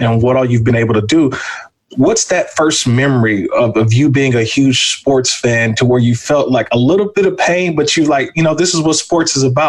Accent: Bay Area, Northern California, United States; we're from Northern California. We're, you know, the Bay Area A's Giants fans

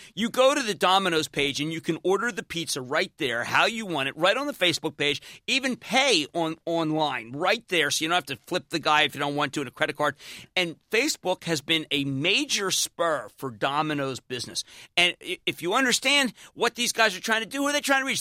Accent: Philadelphia, Pennsylvania, United States; now in New Jersey, United States; we're both Philadelphian

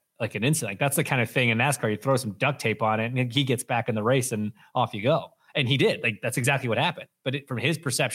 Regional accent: Canada; as a Canadian whose mother was born in the same town, Timmins, Ontario

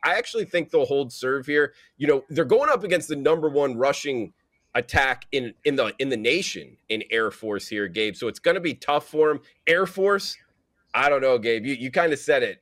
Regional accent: Fort Lauderdale, Florida, United States; I grew up, was born and raised in Fort Lauderdale, which is on the east side of, of Florida

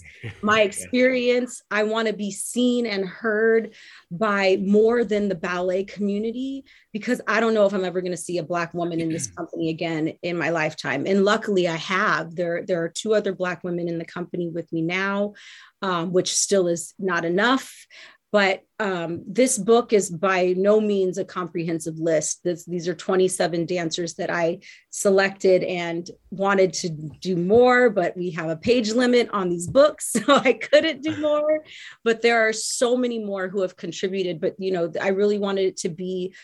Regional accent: Southern California, United States; growing up in Southern California, I grew up in a very diverse

